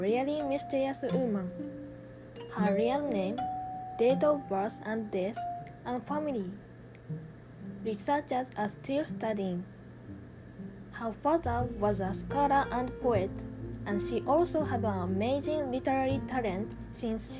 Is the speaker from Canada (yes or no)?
no; Japan; English is a second language; I don't want to lose my Japanese sensibility. I can be proud of Japanese culture